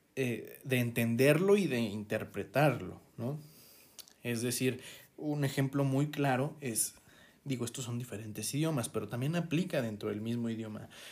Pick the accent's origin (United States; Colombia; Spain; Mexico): Mexico; cómo somos los mexicanos